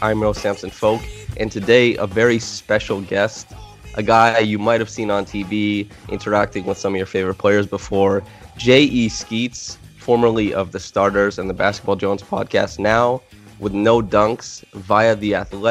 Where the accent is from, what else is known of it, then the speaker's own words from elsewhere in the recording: Canada; as a Canadian kid